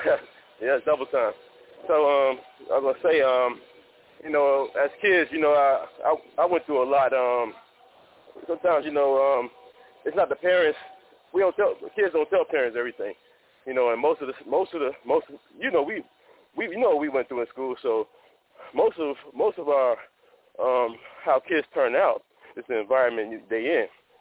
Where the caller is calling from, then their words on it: Oakland, California, United States; also born or lived in Miami, Florida; I'm calling from Oakland, California, by way of Miami.